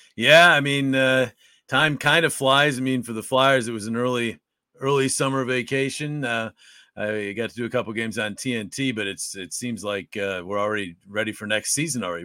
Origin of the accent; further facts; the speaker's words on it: Utica, New York, United States; moved away as an adult; also born or lived in Syracuse; my hometown, Utica